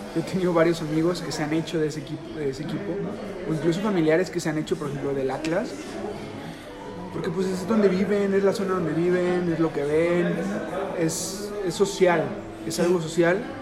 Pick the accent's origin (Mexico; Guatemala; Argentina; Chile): Mexico; Guadalajara, Jalisco; nosotros somos de Guadalajara, estamos aquí en, la ciudad